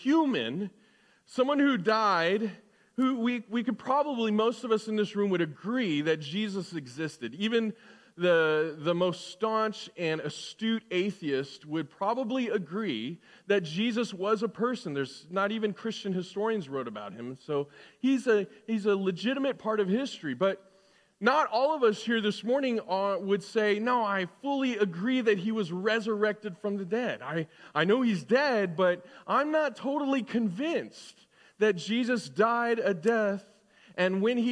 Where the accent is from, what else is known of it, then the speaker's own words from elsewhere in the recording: Southern California, United States; as a kid, you know, growing up in Southern California